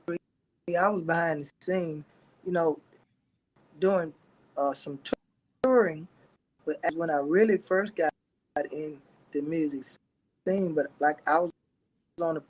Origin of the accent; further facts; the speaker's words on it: Shreveport, Louisiana, United States; also born or lived in Houston, Texas; Louisiana, practically all my life. So, you know what I'm saying? Once I moved from Houston, I was raised here in Shreveport, Louisiana